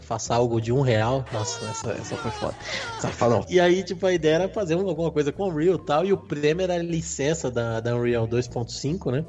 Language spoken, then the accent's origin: Portuguese; Brazil; a gente é brasileiro